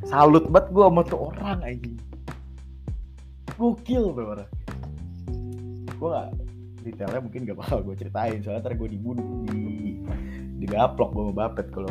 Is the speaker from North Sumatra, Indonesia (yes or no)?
no; Depok, West Java, Indonesia; gue tumbuh di Depok kota yang menurut orang-orang tuh absurd gue juga mikir absurd sih ya, cuman ini adalah tempat dimana gue tumbuh gitu ini tempat dimana gue berkembang